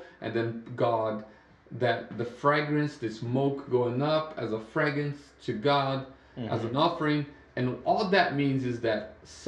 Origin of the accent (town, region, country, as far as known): Brazil; English is a second language; moved away as an adult; now in United States